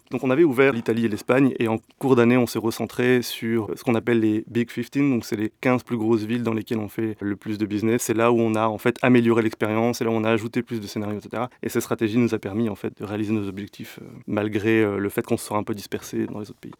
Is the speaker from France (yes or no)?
yes; France; moved away as an adult; also born or lived in north of France / Paris region; now in Belgium; moi je suis français